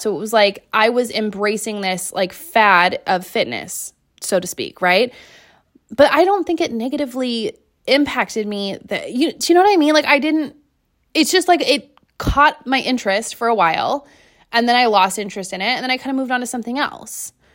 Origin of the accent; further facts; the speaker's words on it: Seattle, Washington, United States; I am from Seattle